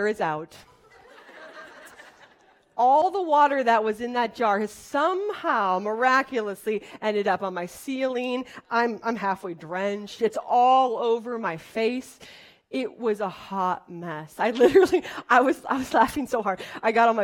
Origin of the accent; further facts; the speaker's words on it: Wisconsin, United States; I'm from Wisconsin